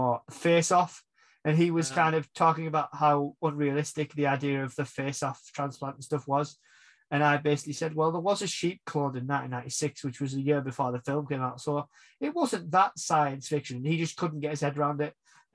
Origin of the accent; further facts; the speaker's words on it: England, United Kingdom; We're English